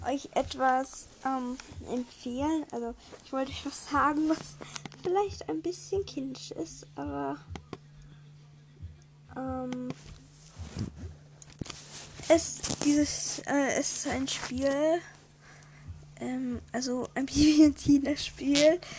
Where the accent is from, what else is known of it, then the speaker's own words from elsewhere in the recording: Vienna, Austria; also bei uns in Österreich hat, glaube ich, noch, haben noch alle, glaube Weil wir, also wir in Wien halt, unsere Sommerferien sind das erste aus